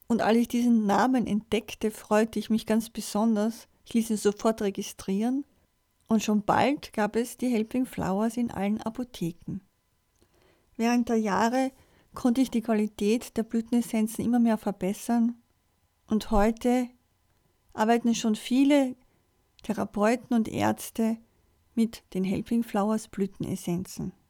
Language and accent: German; Vienna, Austria; Ich bin am 25. April 1963 geboren und in Wien aufgewachsen. Mit meinen Eltern und meinen zwei Schwestern habe ich in einer Wohnung gewohnt, in Wien, direkt an einem Kirchenplatz